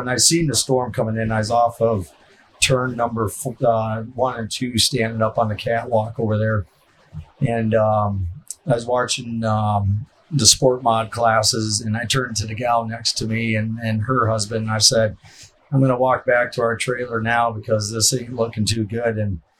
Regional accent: Clarion / Goldfield, Iowa, United States; So I grew up in Clearing Goldfield

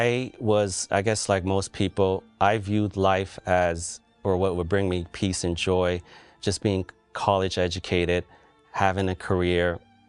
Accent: Cambodia; now in United States

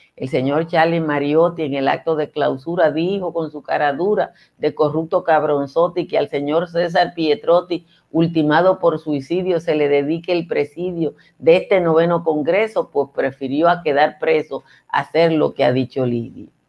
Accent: Nizao, Peravia, Dominican Republic; Eso es mi pueblo, Nizao.

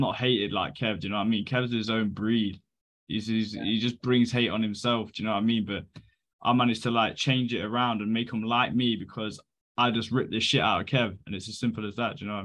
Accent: Leicester, East Midlands, United Kingdom; I'm from Leicester

